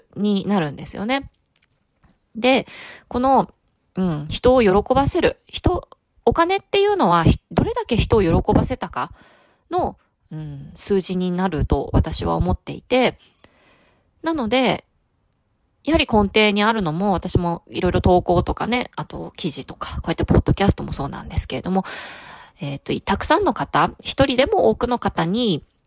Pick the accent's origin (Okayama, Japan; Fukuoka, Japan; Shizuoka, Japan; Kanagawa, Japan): Fukuoka, Japan; 私ちょっと博多っ子なんですけれども